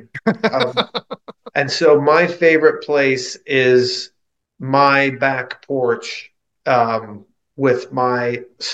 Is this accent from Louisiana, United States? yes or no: no; Jacksonville, Florida, United States; also born or lived in Chicago / Gainesville; I wasn't born here. I was born in Chicago. But we moved here where I, when I was about five, so I don't remember anything but Jacksonville, and pretty much lived here all my life